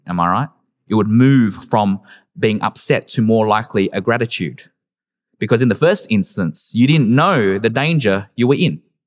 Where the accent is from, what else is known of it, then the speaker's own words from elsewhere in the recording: Adelaide, South Australia, Australia; growing up in Adelaide, during the early and late two thousands